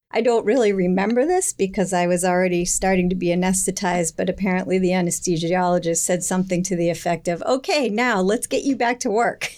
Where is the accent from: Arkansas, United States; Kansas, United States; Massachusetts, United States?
Massachusetts, United States; Hingham; I grew up in Hingham